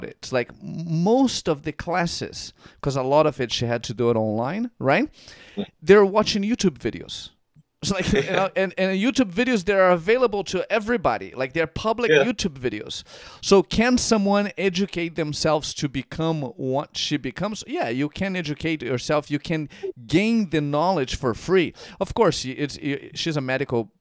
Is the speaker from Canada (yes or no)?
no; Curitiba, Paraná, Brazil; moved away; I was born and raised in Brazil.